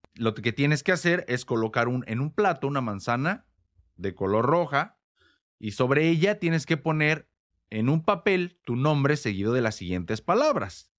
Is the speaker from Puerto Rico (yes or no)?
no; Morelia, Michoacán, Mexico; al menos en México, que es donde yo nací y crecí, más concretamente en la ciudad de Morelia